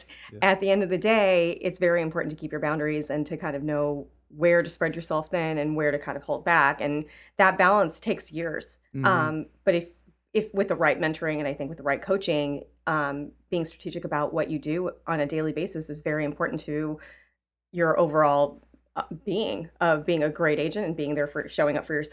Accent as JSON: {"language": "English", "region": "California", "country": "United States", "moved": "yes", "lives_now": "Chicago, United States", "said": "I guess I'm a transplant from California. I moved to Chicago 15 years ago."}